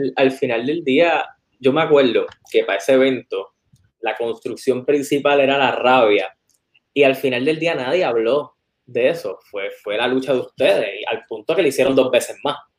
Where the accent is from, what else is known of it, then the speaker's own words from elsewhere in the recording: West, Puerto Rico; also born or lived in Lajas; yo soy del West